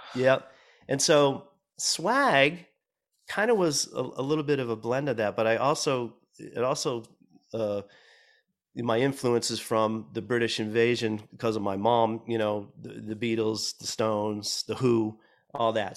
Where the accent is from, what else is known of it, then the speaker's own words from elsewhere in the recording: Boston, Massachusetts, United States; moved away as an adult; now in Los Angeles, United States; growing up in Boston and starting to play, play music, um, in, in that city